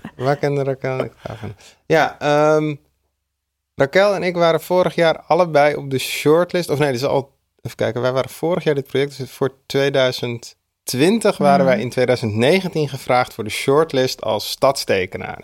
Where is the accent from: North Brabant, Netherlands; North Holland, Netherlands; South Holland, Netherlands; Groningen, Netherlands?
North Holland, Netherlands; Amsterdam; ik kom uit de Oosterparkbuurt waar ik ben opgegroeid.